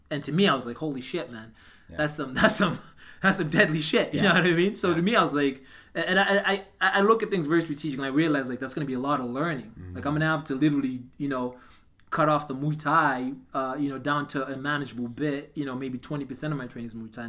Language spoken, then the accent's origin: English; Canada; But I mean, as Canadian fighters, we don't have big records.